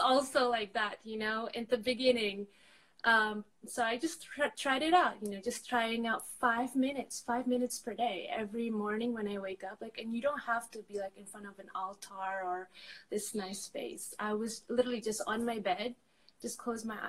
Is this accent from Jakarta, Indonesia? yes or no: yes; Jakarta, Indonesia; also born or lived in Angola / Madrid, Spain; now in Barcelona, Spain; I'm originally from Jakarta